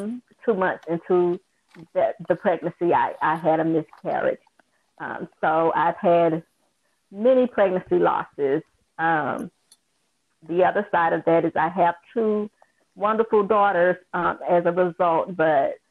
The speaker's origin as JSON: {"language": "English", "town": "Jackson", "region": "Mississippi", "country": "United States", "said": "I'm from Jackson, Mississippi"}